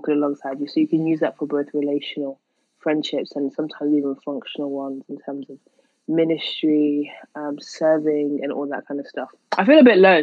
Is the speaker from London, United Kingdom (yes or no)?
no; Manchester, North West England, United Kingdom; accent: Manchester; my Manchester accent